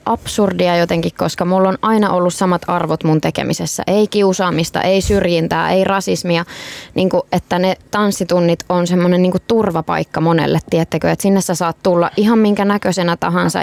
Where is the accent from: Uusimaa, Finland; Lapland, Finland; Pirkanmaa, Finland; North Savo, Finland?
Pirkanmaa, Finland; Tampere; Tampereelta, mistä mä oon itsekin kotoisin.